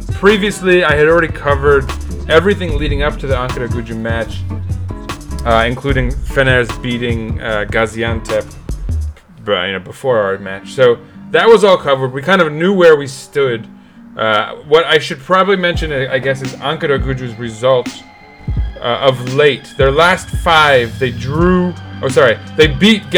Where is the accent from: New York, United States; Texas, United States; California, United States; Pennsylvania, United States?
New York, United States; As a New Yorker